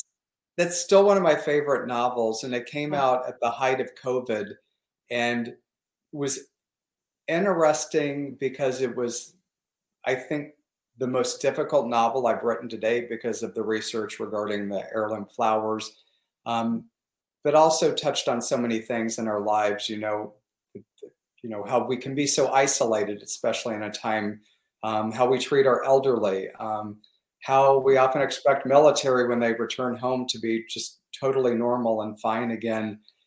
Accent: the Ozarks, United States; also born or lived in Michigan, United States; now in Palm Springs, United States; growing up in the Ozarks, I was fascinated with, we were in Tornado Alley, is what they called it.

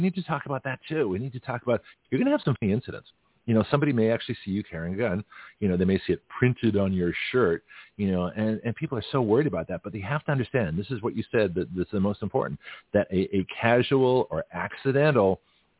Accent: California, United States; now in Florida, United States; I'm from California

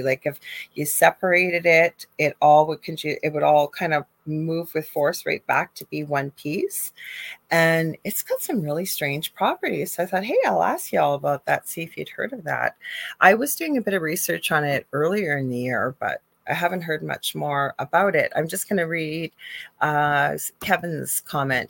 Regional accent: Canada; I am a Canadian spiritual psychic medium

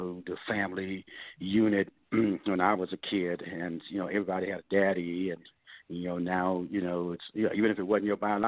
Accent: Oakland, California, United States; growing up in Oakland

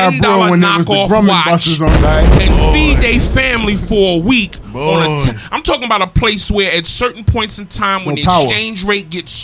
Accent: New York City, New York, United States; I'm born and raised in Queens

